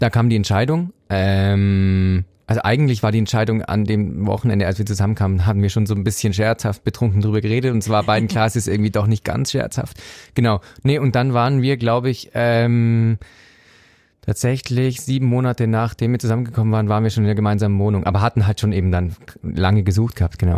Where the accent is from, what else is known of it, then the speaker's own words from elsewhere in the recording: Swabia, Baden-Württemberg, Germany; now in Zurich, Switzerland; ich bin Schwabe und spare daher gern